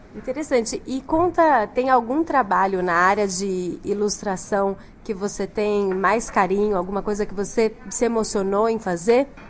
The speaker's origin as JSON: {"language": "Portuguese", "region": "São Paulo", "country": "Brazil", "said": "eu sou paulistana"}